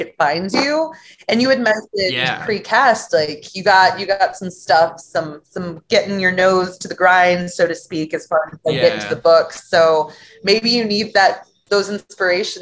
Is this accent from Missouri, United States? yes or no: yes; St. Louis, Missouri, United States; also born or lived in Cape Girardeau, Missouri; I moved to my hometown of St. Louis